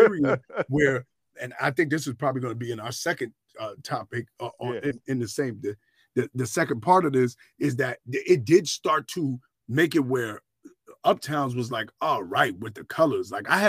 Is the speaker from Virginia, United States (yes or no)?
no; New York, United States; Well, I'm from New York.